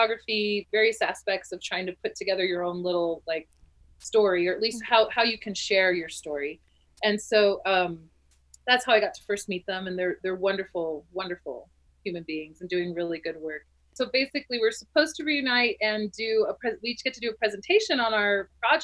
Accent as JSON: {"language": "English", "region": "New Mexico", "country": "United States", "said": "So I'm from New Mexico. My family's from Southern New Mexico"}